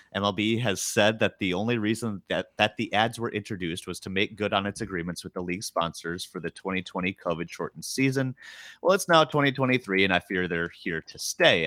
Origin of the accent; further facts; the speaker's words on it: Western Wisconsin, United States; I grew up in Western Wisconsin, so certainly I grew up around Twins fans